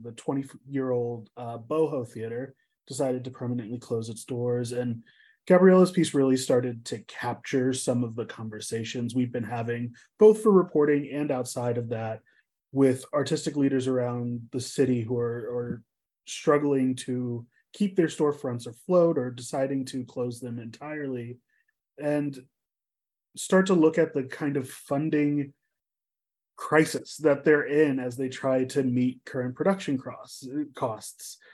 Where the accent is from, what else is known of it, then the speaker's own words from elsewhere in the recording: Indianapolis, Indiana, United States; moved away; my hometown of Indianapolis, Indiana